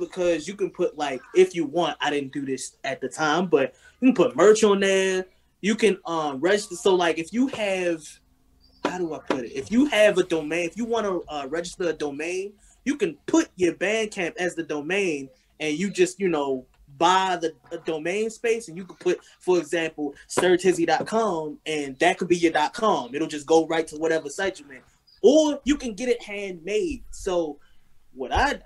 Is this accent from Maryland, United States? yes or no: yes; Baltimore, Maryland, United States; I'm an artist from Baltimore